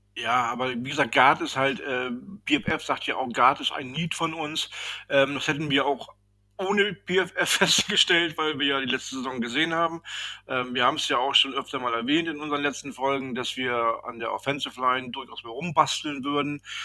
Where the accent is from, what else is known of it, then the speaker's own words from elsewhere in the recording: Northern Germany, Germany; wie wir hier bei uns im Norden sagen